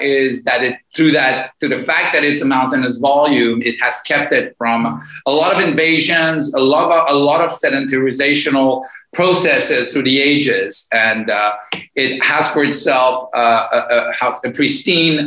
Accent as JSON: {"language": "English", "country": "Morocco", "tie": "born or raised there", "also_born_or_lived": "Tehran, Iran", "lives_now": "Athens, Greece", "said": "I grew up in Morocco after the Iranian Revolution"}